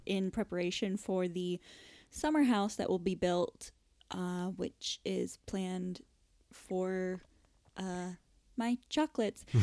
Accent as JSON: {"language": "English", "region": "Florida", "country": "United States", "tie": "born or raised there", "moved": "as an adult", "lives_now": "United Kingdom", "said": "growing up in Florida"}